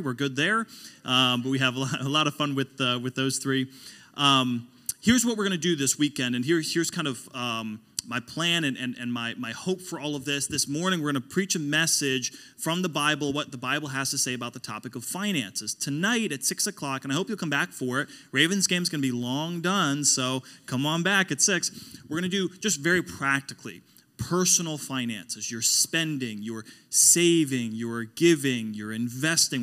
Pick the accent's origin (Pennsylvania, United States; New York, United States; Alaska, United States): Pennsylvania, United States; Pittsburgh; now in Pensacola, United States; I come from Pittsburgh. That's where I grew up.